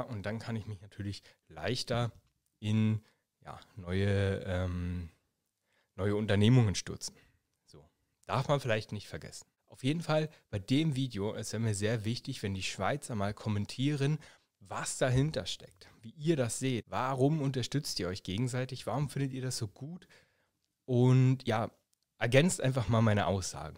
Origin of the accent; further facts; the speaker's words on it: Germany; now in Basel, Switzerland; als Deutscher